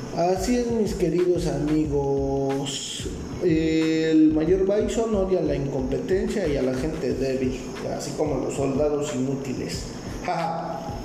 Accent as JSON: {"language": "Spanish", "country": "Mexico", "said": "yo soy de México"}